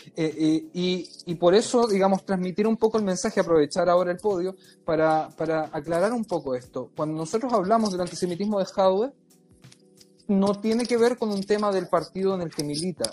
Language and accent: Spanish; Chile; yo me crié en Chile